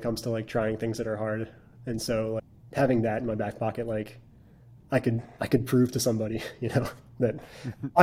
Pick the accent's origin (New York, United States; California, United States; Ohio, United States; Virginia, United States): Virginia, United States; Richmond; moved away as an adult; now in New England, United States; I grew up in Virginia